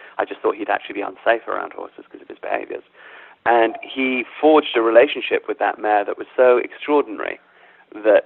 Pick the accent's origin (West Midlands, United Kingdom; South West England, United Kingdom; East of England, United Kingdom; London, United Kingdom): London, United Kingdom; I was brought up in London, but my parents are African